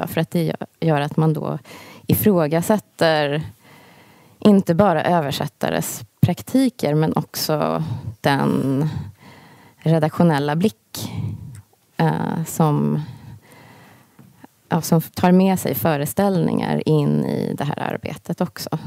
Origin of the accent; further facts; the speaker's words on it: Sweden; also born or lived in United States; jag är född i USA men uppvuxen i Sverige och USA